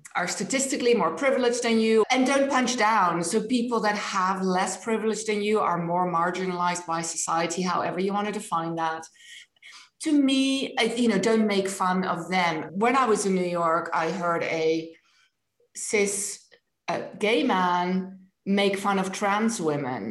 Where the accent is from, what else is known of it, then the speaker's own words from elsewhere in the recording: Netherlands; first language Dutch; English is a second language; moved away; not my language, although it's my first language